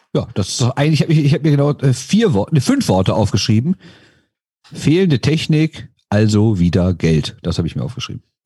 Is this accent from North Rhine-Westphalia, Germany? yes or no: yes; Düsseldorf, North Rhine-Westphalia, Germany; ich komme aus Düsseldorf